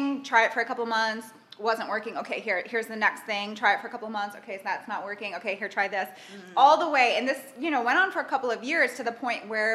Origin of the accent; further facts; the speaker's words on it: New York City, New York, United States; moved away as an adult; now in Dubai, United Arab Emirates; I grew up in New York in an Italian-American household